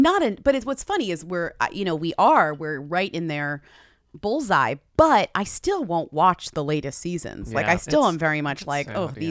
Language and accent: English; Newton, Massachusetts, United States; moved away; Shout out Newton, Massachusetts, my hometown.